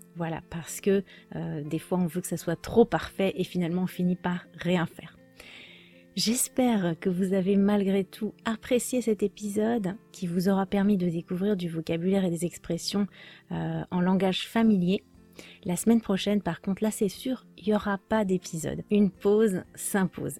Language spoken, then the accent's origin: French; France; je suis française